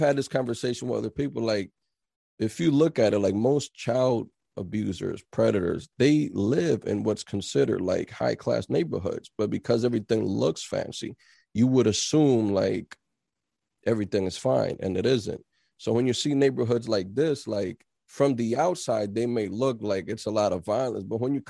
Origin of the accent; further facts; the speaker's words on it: New Brunswick, New Jersey, United States; moved away as an adult; now in Philadelphia, United States; I'm originally from Jersey, from New Brunswick, exit 9. I've been there all my life since I was 4 years old until I moved out here when I was 27.